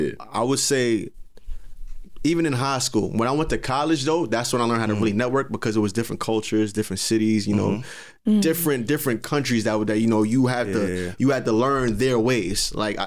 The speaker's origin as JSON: {"language": "English", "town": "Brooklyn", "region": "New York", "country": "United States", "said": "I'm from Brooklyn."}